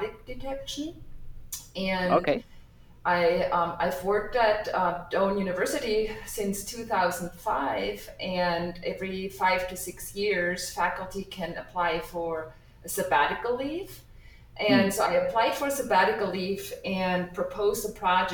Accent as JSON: {"language": "English", "country": "Germany", "tie": "born or raised there", "also_born_or_lived": "New York, United States", "moved": "as an adult", "lives_now": "Nebraska, United States", "said": "I was born and raised in Germany, and I came to the United States to obtain my degree"}